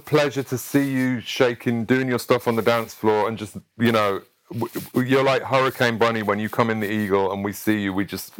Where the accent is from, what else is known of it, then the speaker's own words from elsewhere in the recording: Sheffield, Yorkshire and the Humber, United Kingdom; Sheffield, which is my hometown